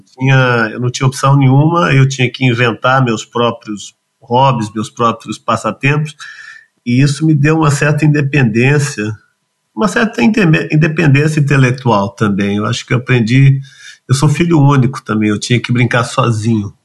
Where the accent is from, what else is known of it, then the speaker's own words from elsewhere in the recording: São Paulo, Brazil; Eu nasci em São Paulo, bem no centro da cidade, acho que nasci alguns quilômetros da Sé, eu, embora não tenha sotaque, eu sou a pessoa mais paulistana que eu conheço